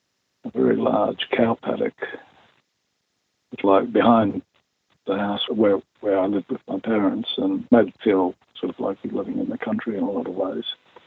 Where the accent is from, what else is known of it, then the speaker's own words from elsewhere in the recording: Brisbane, Queensland, Australia; which Brisbane wasn't particularly, but it still has that sort of slightly country town feel where I grew up.